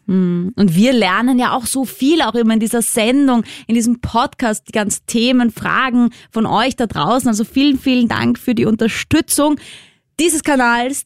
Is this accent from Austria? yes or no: yes; Austria; accent: Austrian; unser wunderschöner österreichischer Dialekt